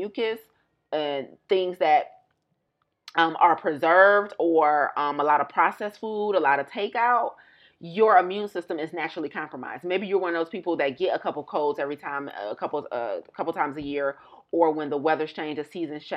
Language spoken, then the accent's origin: English; United States; moved away; I'm still American